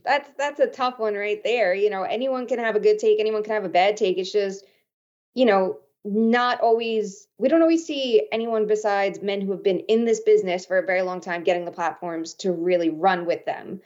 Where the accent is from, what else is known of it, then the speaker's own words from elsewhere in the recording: Long Island, New York, United States; I grew up on Long Island